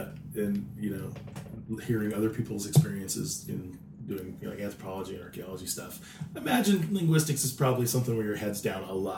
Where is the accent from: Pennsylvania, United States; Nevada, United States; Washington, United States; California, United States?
Nevada, United States; Las Vegas; My hometown is here in Vegas.